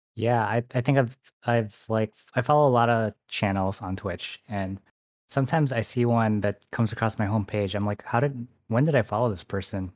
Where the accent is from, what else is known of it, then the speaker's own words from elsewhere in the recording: Michigan, United States; now in San Francisco, United States; I actually grew up in, like, a really small town